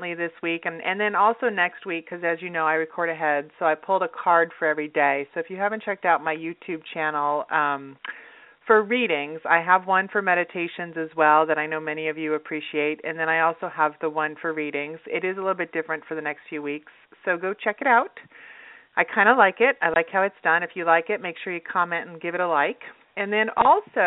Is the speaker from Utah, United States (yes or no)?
yes; Utah, United States; now in Los Angeles, United States; I grew up in Utah. So, yeah. I grew up in Utah